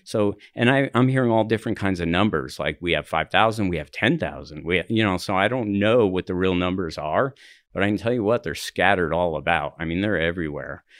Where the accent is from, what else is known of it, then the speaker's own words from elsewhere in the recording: New Jersey, United States; also born or lived in Highlands, Denver, Colorado / New York City; now in Denver, United States; I'm from New Jersey.